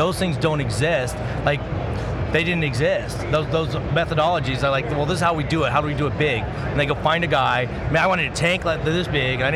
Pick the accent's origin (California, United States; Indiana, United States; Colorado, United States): Colorado, United States; Castle Rock; now in Las Vegas, United States; I grew up in Castle Rock